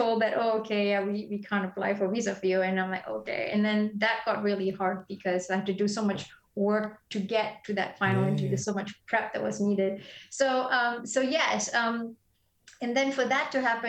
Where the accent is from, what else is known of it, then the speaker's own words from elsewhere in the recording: Malaysia; moved away as an adult; also born or lived in Belfast, Northern Ireland; I grew up in Malaysia, but we had great schools